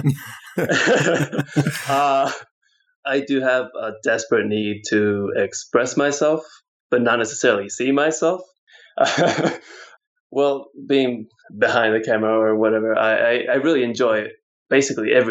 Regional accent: Puerto Rico; now in Denver, United States; was born in Puerto Rico

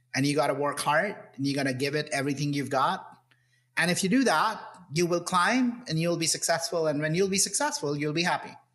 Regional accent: India; moved away; I grew up in India you know classic uh, son of middle class family growing up in this in this in the 70s and 80s in India

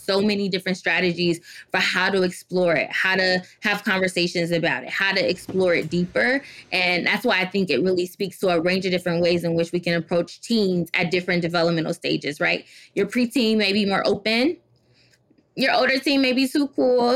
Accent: Detroit, Michigan, United States; also born or lived in Washington, D.C.; I'm originally from Detroit, Michigan. And growing up in Detroit

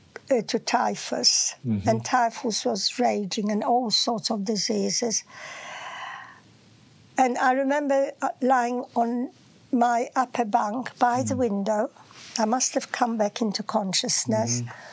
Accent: Poland; some from Germany, and I was from Poland.

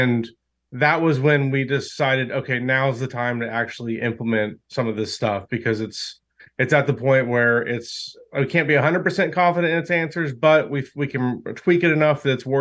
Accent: Oklahoma, United States; We're from Oklahoma

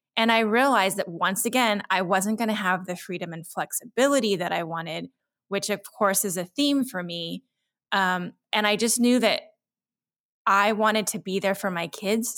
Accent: Central Texas, United States; I had a hard time as a minority growing up in Central Texas in the 70s

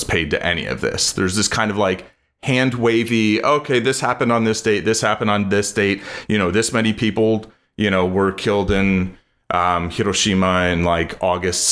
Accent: United States; I was born here

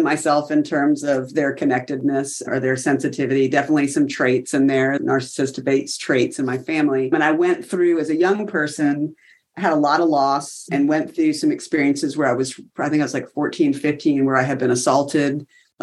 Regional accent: South Carolina, United States; moved away as an adult; I'm from South Carolina.

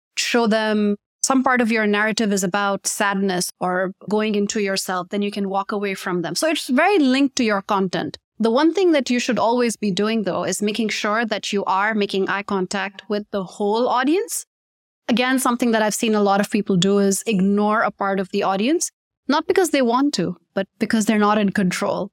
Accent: Pakistan; the term native speaker is always very confusing for Pakistanis because we do grow up speaking in English.

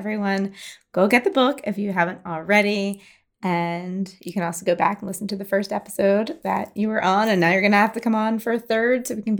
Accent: Philadelphia, Pennsylvania, United States; I'm from Philly and my dad's from Pittsburgh. So we love PA.

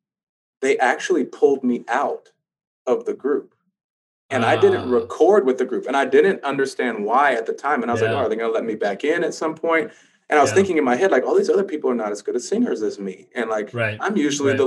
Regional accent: California, United States; moved away as an adult; I'm from Cali

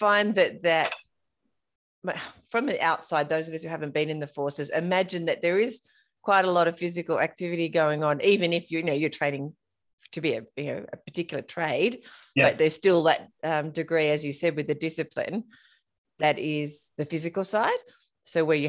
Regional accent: King Island, Tasmania, Australia; I grew up on King Island

